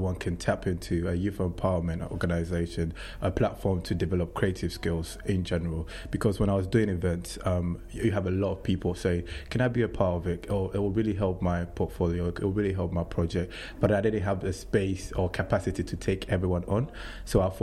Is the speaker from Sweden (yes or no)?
no; Accra, Greater Accra, Ghana; moved away as an adult; now in England; I was born and raised in Ghana to a very Christian family in Accra